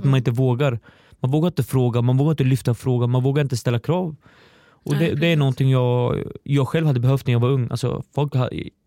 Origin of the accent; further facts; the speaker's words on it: Östergötland, Sweden; accent: Östergötland dialect; jag har hört att jag behöver jobba på min östgötska